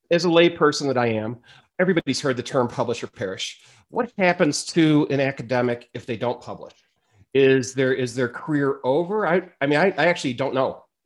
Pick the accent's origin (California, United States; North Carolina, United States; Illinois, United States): Illinois, United States; Chicago; moved away as an adult; now in Boulder, United States; I'm from Chicago, and I've been in Boulder coming up on five years now.